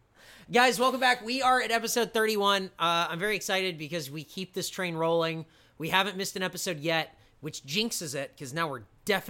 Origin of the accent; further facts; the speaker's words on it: Des Moines, Iowa, United States; What's a downtown area? I'm from Des Moines.